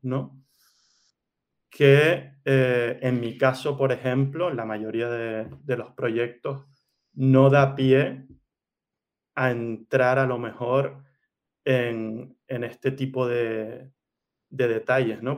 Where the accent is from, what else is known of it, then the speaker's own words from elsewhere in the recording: Gran Canaria, Canary Islands, Spain; moved away as an adult; also born or lived in Barcelona / Valencia / Milan; now in Mallorca, Spain; mi familia es de Canarias, de Gran Canaria. Eh, he crecido, he vivido ahí toda mi vida.